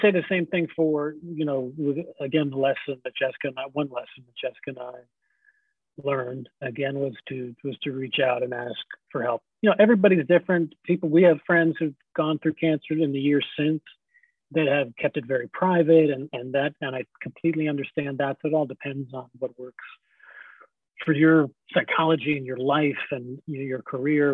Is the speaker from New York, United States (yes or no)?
yes; Scarsdale, New York, United States; I grew up in Scarsdale, New York